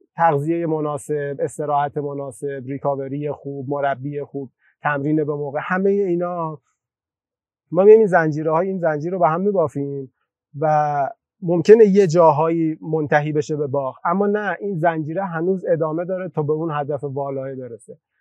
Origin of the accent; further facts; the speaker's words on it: Torbat-e Heydarieh, Razavi Khorasan, Iran; توی شهری که به دنیا اومدم